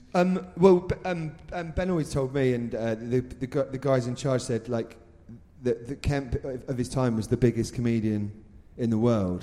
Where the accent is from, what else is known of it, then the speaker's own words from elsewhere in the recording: Reading, South East England, United Kingdom; I was born in Reading as well